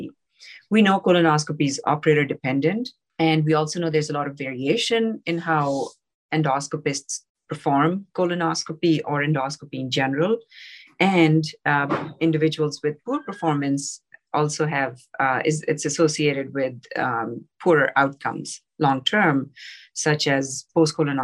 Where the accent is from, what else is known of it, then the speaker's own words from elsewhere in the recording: Pakistan; moved away; I grew up in Pakistan.